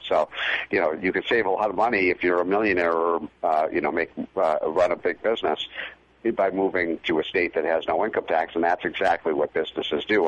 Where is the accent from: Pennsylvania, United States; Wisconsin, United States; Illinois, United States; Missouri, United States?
Illinois, United States; my home state of Illinois